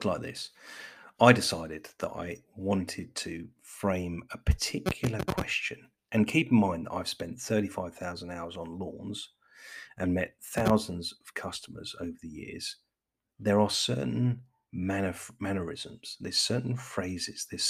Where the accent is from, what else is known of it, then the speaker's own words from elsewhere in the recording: England, United Kingdom; I'm English